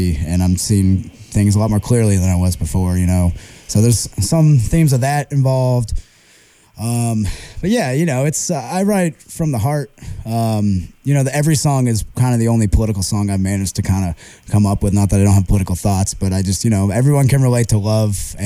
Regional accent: California, United States; moved away as an adult; now in New Orleans, United States; I'm from California

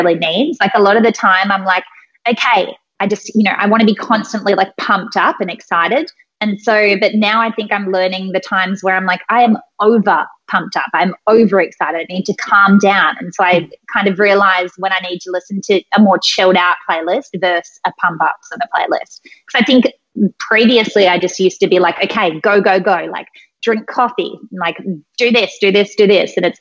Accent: Australia; I'm Australian

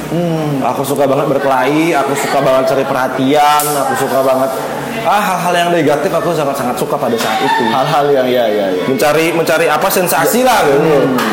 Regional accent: Denpasar, Bali, Indonesia; Emang di Denpasar dari kecil. Aku dari kecil bapakku udah di Denpasar.

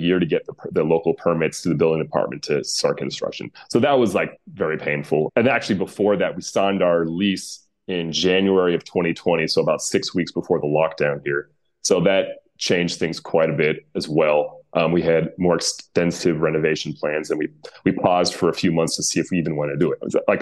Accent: United States; accent: American; my American accent

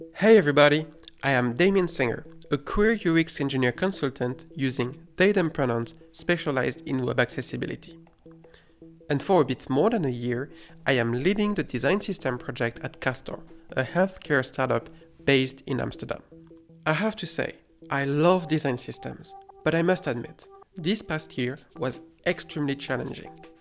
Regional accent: France; accent: French; English is a second language; my terrible French accent

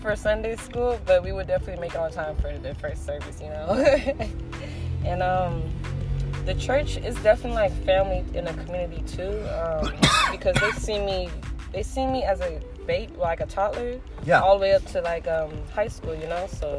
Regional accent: San Diego, California, United States; also born or lived in La Mesa / Lemon Grove; I was born in San Diego, raised in San Diego too

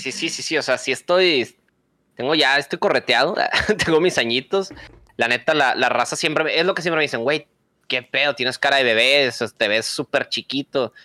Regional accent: Monterrey, Nuevo León, Mexico; Tengo 28 años. Eh, soy de Monterrey.

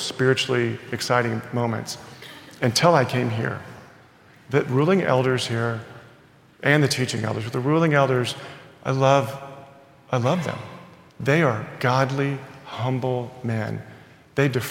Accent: Texas, United States; I'm born in Texas and I'm proud Texan.

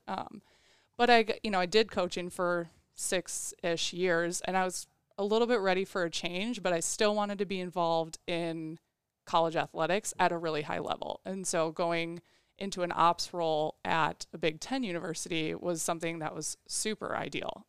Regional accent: Waukegan, Illinois, United States; I'm from Waukegan, Illinois, which is a north suburb of Chicago

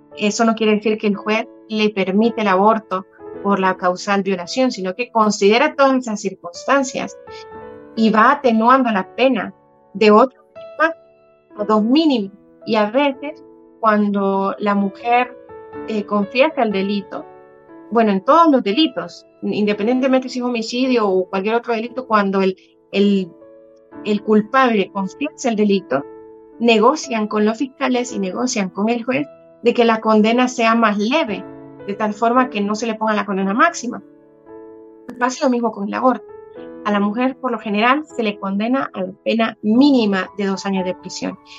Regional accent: El Salvador; como salvadoreños

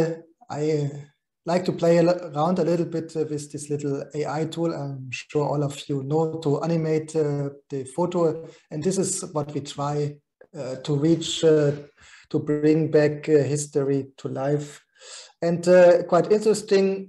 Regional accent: Germany; my hometown in Germany

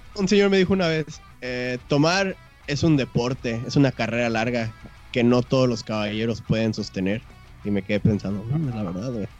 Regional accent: Guadalajara, Jalisco, Mexico; soy de Guadalajara

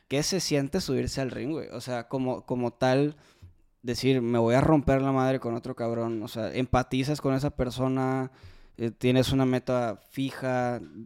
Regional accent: Mexico; como los mexicanos somos

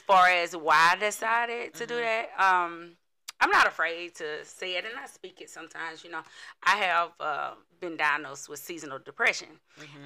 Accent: Chattanooga, Tennessee, United States; I am from here, Chattanooga, Tennessee.

